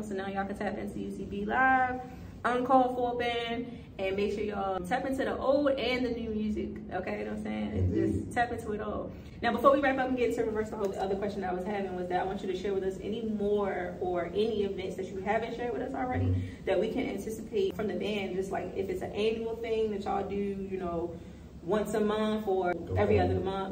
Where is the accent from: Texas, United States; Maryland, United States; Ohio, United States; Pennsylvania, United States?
Maryland, United States; Baltimore; also born or lived in Atlanta / Washington, District of Columbia, United States; I've been in DC for about, since about September, but I'm from Baltimore